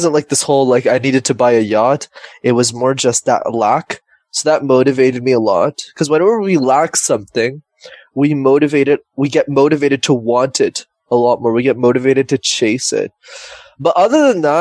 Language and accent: English; Montreal, Quebec, Canada; born and raised in Montreal, Canada.